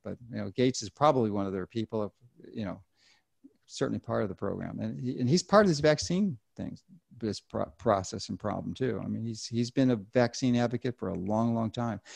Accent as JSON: {"language": "English", "town": "Chicago", "region": "Illinois", "country": "United States", "said": "I'm from Chicago in Illinois"}